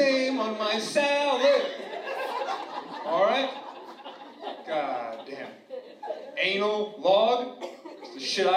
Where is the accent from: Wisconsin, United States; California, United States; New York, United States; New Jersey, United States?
New Jersey, United States; I'm from New Jersey